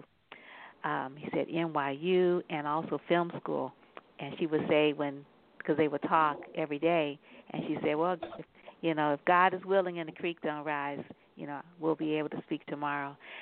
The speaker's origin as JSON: {"language": "English", "town": "San Francisco", "region": "California", "country": "United States", "tie": "born or raised there", "also_born_or_lived": "New Orleans, Louisiana", "said": "I was born in New Orleans at Charity Hospital. I might have been raised from Rion, you know, in San Francisco"}